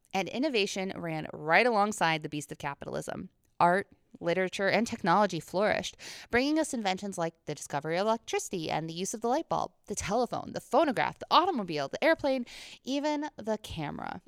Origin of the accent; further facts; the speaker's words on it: Pompey, New York, United States; my hometown in Pompey, New York